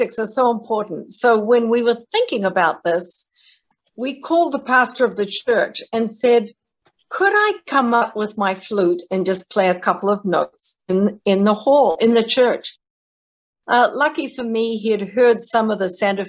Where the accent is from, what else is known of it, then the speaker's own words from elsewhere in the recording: New Zealand; moved away as an adult; now in United States; I'm from New Zealand originally. I came to America to study at Yale University